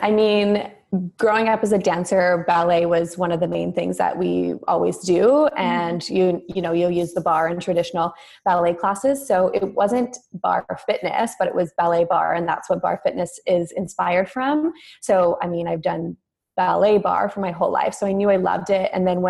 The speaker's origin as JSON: {"language": "English", "town": "Toronto", "region": "Ontario", "country": "Canada", "tie": "born or raised there", "said": "I was born and raised in Toronto and grew up as a dancer."}